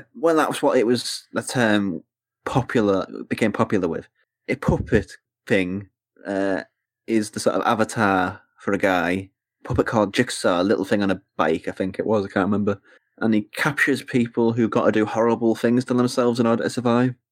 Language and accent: English; England, United Kingdom; as an English person.